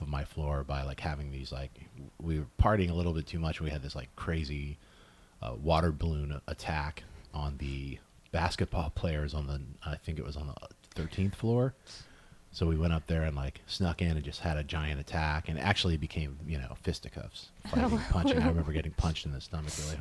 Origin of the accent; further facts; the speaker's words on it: West Haven, Connecticut, United States; moved away as an adult; also born or lived in Chicago; now in Los Angeles, United States; I grew up in Connecticut, West Haven, Connecticut